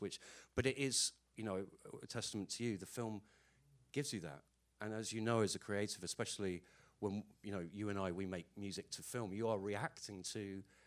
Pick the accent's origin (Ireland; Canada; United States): Ireland; I'm Irish, so whether I like it or not, the Catholic thing just comes out.